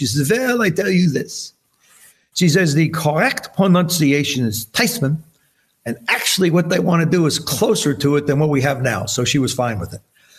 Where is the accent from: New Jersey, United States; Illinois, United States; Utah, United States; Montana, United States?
New Jersey, United States; You know, it's funny too, growing up in Jersey, Brett, we all have Y's at the end of our name.